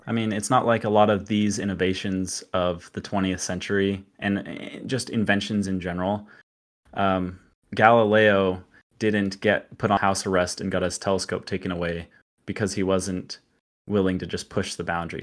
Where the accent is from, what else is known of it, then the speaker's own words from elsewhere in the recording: Utah, United States; I was actually, uh, born in Utah and grew up in L D S, Mormon.